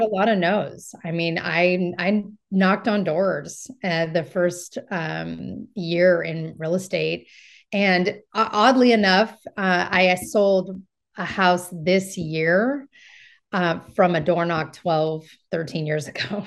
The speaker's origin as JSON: {"language": "English", "area": "Marin County", "region": "California", "country": "United States", "tie": "born or raised there", "said": "I'm from Marin County and it helps that I have connections here in Marin County"}